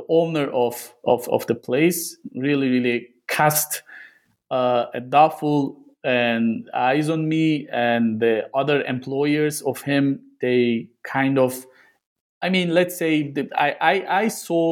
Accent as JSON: {"language": "English", "region": "Gaziantep", "country": "Turkey", "tie": "born or raised there", "moved": "yes", "said": "doing my research in my hometown itself"}